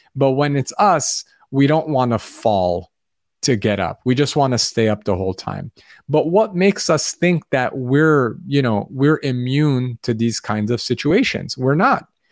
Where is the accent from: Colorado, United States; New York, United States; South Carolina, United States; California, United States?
California, United States; Los Angeles; where I grew up in Los Angeles